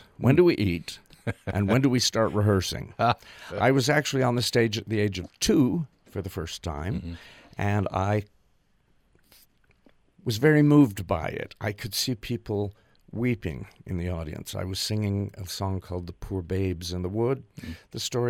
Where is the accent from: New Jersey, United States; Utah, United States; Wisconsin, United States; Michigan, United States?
Utah, United States; River Heights; born or raised there; also born or lived in New York City